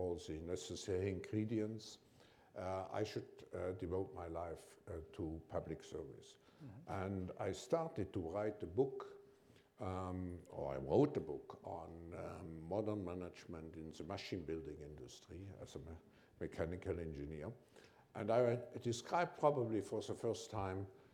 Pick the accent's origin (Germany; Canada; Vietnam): Germany; my parents originally came from Switzerland, but I grew up in Germany and I was born just before the war